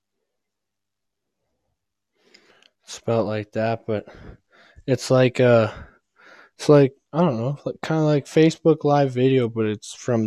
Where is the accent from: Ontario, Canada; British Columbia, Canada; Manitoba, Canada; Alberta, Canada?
Alberta, Canada; near Grande Prairie, northern; I'm from, like, you know where Grand Prairie is?